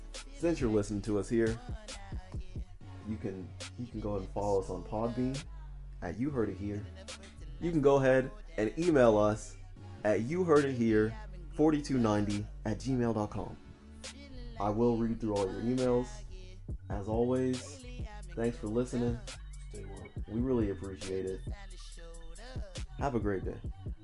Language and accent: English; Indiana, United States; born there; I was born in Indiana.